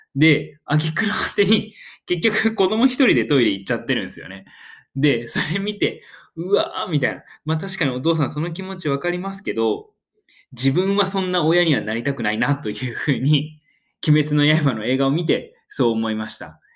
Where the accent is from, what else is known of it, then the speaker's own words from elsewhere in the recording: Oita, Japan; 自分大分県出身